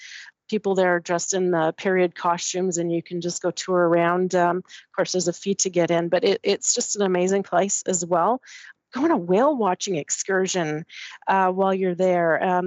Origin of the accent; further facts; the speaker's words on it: Winnipeg, Manitoba, Canada; Now, personally, I'm from Manitoba. I'm from Winnipeg.